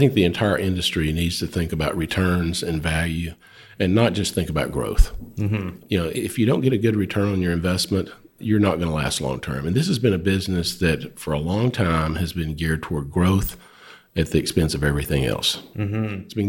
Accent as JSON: {"language": "English", "town": "Nocona", "region": "Texas", "country": "United States", "tie": "born or raised there", "said": "I grew up in North Texas."}